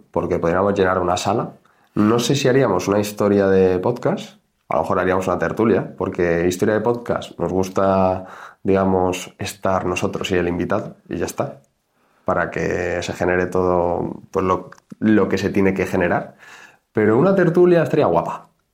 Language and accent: Spanish; Community of Madrid, Spain; nosotros somos de Madrid